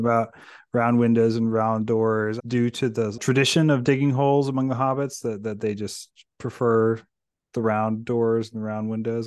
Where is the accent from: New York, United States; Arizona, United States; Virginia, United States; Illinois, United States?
Virginia, United States; Amissville; also born or lived in Fredericksburg, Virginia; I grew up in Virginia. I grew up in rural Virginia.